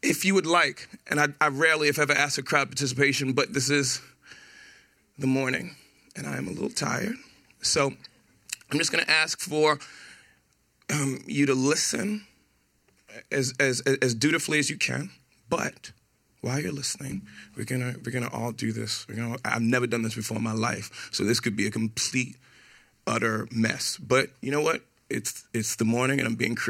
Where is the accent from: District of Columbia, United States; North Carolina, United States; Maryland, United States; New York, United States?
New York, United States; New York City; I was born and raised in Brooklyn, New York, Brownsville, Brooklyn, to be specific.